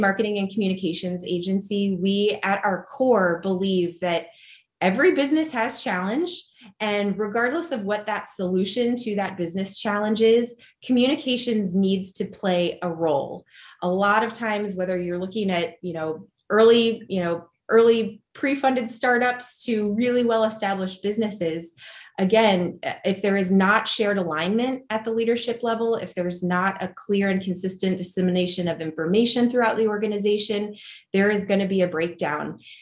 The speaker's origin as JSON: {"language": "English", "town": "Dayton", "region": "Ohio", "country": "United States", "tie": "born or raised there", "also_born_or_lived": "New York City / Columbus, Ohio", "moved": "as an adult", "said": "I am an Ohio native at heart. I grew up in Dayton"}